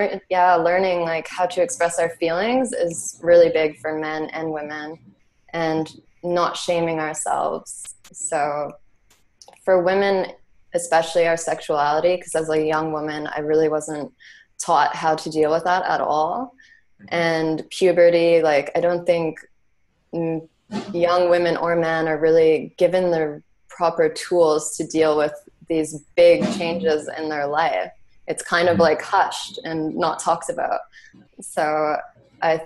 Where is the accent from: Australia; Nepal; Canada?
Canada; growing up in Canada, I can say I was very, I didn't grow up with a lot of money.